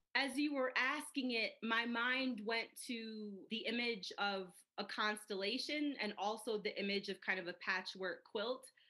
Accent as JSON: {"language": "English", "region": "Midwest", "country": "United States", "tie": "born or raised there", "moved": "yes", "lives_now": "Colorado Springs, United States", "said": "I grew up in the Midwest"}